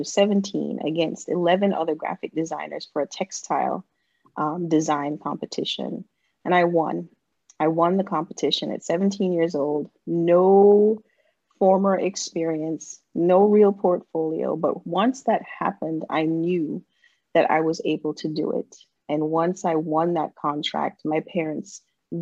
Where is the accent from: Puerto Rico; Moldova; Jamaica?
Jamaica; moved away; as I was growing up in Jamaica